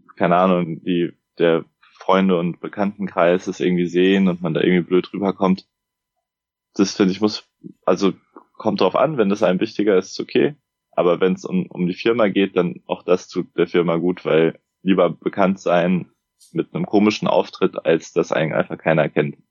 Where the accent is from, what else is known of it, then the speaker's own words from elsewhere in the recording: Frankfurt am Main, Hesse, Germany; also born or lived in Munich; ich bin 29, äh, komme aus Frankfurt am Main